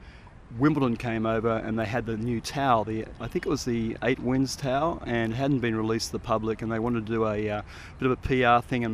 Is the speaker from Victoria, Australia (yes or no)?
no; Sydney, New South Wales, Australia; now in Colorado, United States; Yeah, I'm from Sydney, Manly Beach in Sydney.